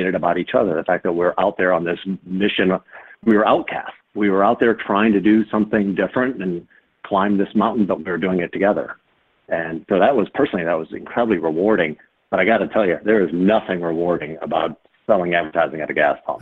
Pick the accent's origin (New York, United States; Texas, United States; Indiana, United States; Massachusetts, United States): Indiana, United States; Fort Wayne; growing up in Fort Wayne, Indiana